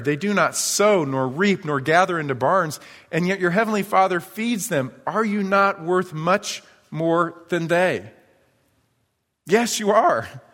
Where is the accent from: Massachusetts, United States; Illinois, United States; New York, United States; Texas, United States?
New York, United States; moved away; when I was a kid, I was probably third or fourth grade growing up in New York